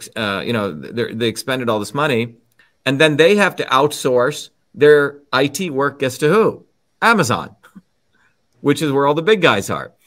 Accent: New Jersey, United States; When I was growing up in New Jersey

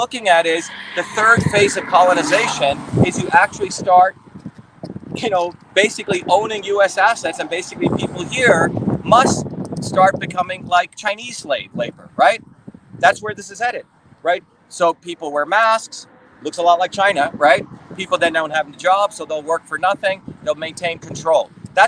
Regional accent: India; now in United States; I grew up in India

